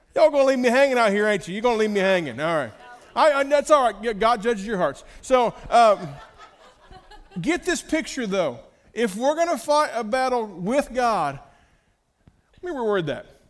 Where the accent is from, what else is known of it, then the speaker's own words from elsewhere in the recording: United States; As an American